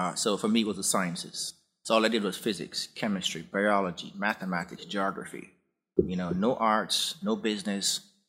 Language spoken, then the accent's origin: English; Jamaica; I grew up in Jamaica.